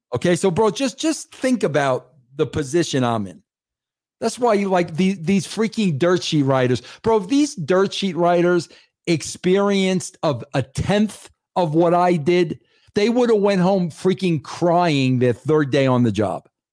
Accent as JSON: {"language": "English", "region": "New York", "country": "United States", "tie": "born or raised there", "said": "I grew up in New York"}